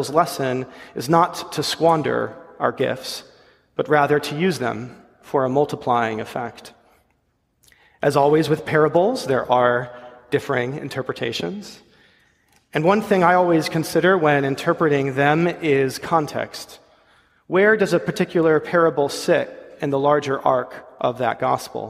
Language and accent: English; Ledyard, Connecticut, United States; moved away; my hometown, Ledyard, Connecticut